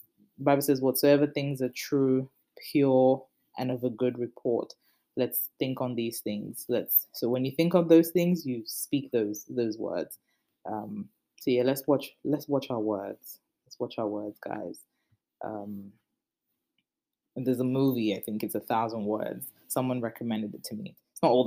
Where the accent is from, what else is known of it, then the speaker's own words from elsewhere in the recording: Nigeria; I'm Nigerian